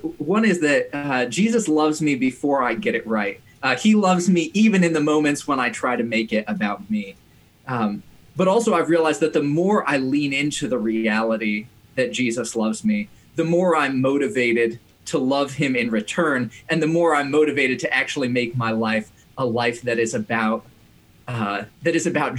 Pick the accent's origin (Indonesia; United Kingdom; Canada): Indonesia; And I was growing up in Indonesia, which at the time was going through a lot of political upheaval